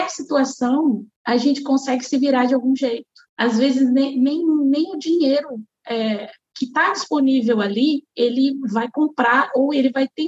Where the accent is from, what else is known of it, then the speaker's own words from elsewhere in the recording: São José dos Campos, São Paulo, Brazil; eu sou de São José dos Campos, São Paulo, uhum. mas nós nos consideramos é, capixabas, né?